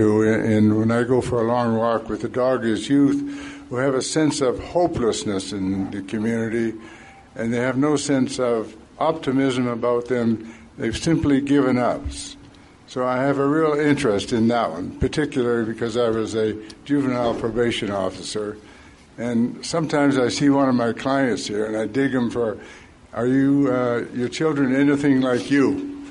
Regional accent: Ontario, Canada; moved away as an adult; now in Prince George, Canada; I come from Ontario originally, settled in Prince George in 1984.

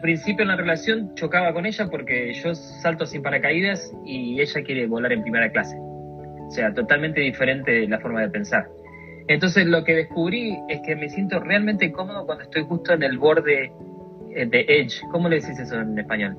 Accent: Argentina; moved away as an adult; now in New York, United States; vine de Argentina, me mudé de Argentina

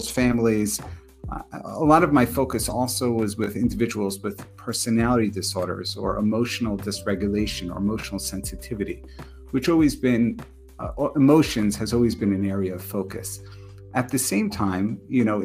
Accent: New York, United States; moved away as an adult; also born or lived in Connecticut; now in New Jersey, United States; originally from New York, so not so far from my hometown.

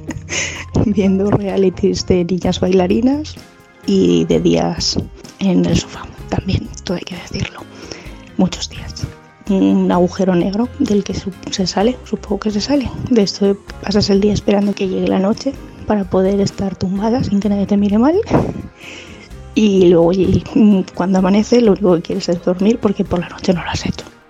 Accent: Tomelloso, Castilla-La Mancha, Spain; moved away as an adult; also born or lived in Madrid; trabajaba en la radio y en la tele de, de mi pueblo, en Radio Surco y Televisión La Mancha en Tomelloso

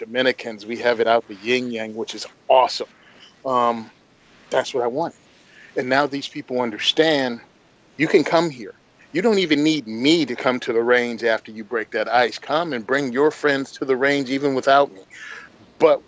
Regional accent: Southwest Virginia, United States; I'm from Southwest Virginia, grew up on a farm in the country where guns were just a part of life

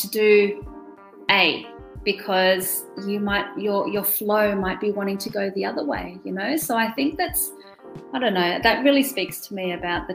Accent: Australia; first language German; English is a second language; also born or lived in Germany; I was born in Germany and grew up speaking German and then came to Australia when I was 3 years old

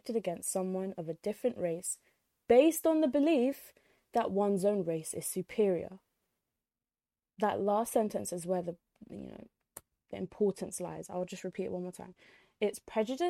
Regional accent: United Kingdom; also born or lived in Egypt (ancestry); we're British

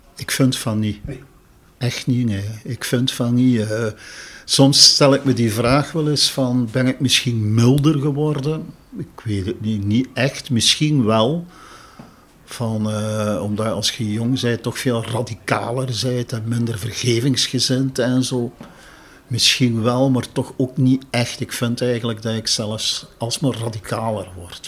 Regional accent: Genk, Flanders, Belgium; also born or lived in Brussels; now in Marseille, France; Ik kom van Genk. Ik bedoel, ik was al opgegroeid in een multiculturele

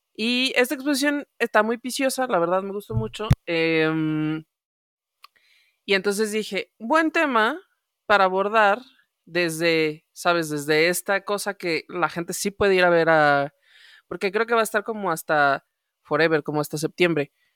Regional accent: Mexico City, Mexico; en mi experiencia chilanga

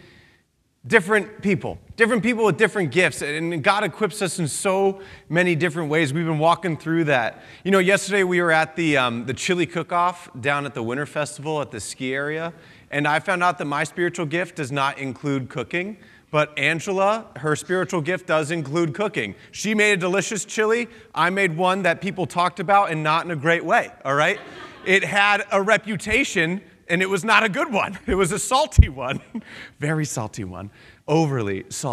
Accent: outside of Philadelphia, Pennsylvania, United States; now in New England, United States; I grew up outside of Philadelphia, Pennsylvania

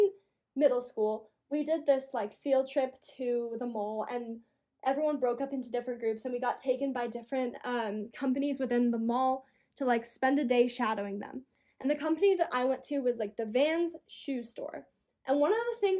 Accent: Colorado, United States; I'm from Colorado. I'm from the mountains

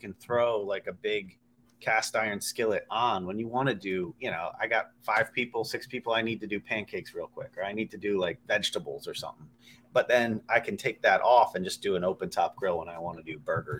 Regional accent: Baltimore, Maryland, United States; I'm from Baltimore. I've been to Pittsburgh like 5-6 times.

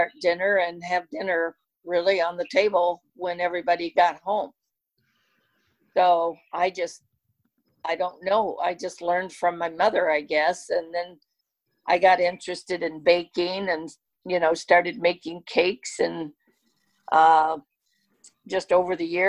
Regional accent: Kentucky, United States; When I was growing up in Kentucky and mom and dad lived on the farm

